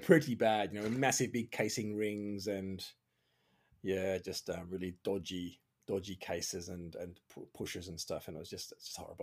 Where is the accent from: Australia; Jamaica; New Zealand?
Australia; moved away; also born or lived in Switzerland; I'm Australian